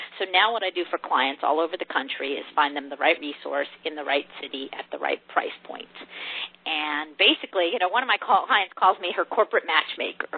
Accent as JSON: {"language": "English", "region": "New Jersey", "country": "United States", "tie": "born or raised there", "also_born_or_lived": "Michigan", "moved": "as an adult", "lives_now": "Texas, United States", "said": "I grew up in New Jersey, so I'm originally from the Northeast, but I've been in Texas for a long time now"}